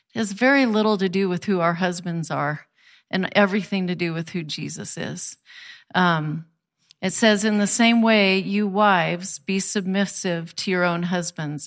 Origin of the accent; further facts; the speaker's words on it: United States; particularly American Christians